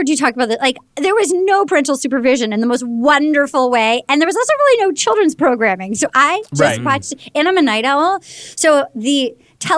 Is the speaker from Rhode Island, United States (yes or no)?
yes; Little Compton, Rhode Island, United States; moved away; also born or lived in New York / Los Angeles; I grew up in Little Compton, Rhode Island, town of 3,000 people